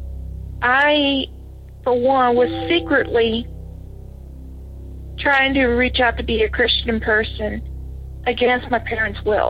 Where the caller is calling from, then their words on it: Batesville, Arkansas, United States; I'm calling from Batesville, Arkansas.